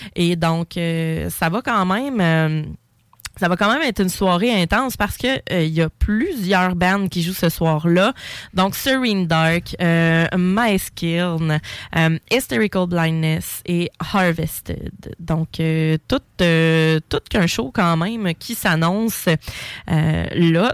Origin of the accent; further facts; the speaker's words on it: Quebec, Canada; chez nous, au Québec